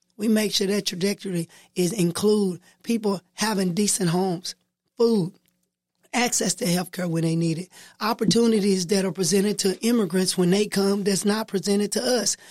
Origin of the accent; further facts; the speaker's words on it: Texarkana, Texas, United States; I was born in Watley. I grew up in Texarkana. I've been in Texarkana all my life